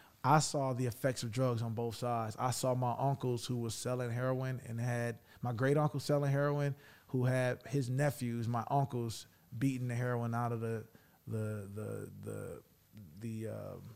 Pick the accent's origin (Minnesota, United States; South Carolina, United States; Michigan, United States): Michigan, United States; Detroit; I'm from Detroit